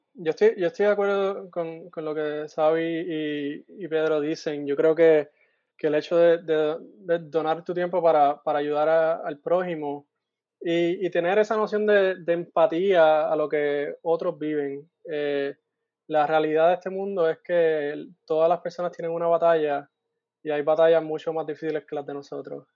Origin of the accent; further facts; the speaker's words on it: Guaynabo, Puerto Rico; moved away as an adult; also born or lived in Mayagüez, Puerto Rico; now in Iowa, United States; crecí en Guaynabo y luego de eso, luego de high school, me, mudé a Mayagüez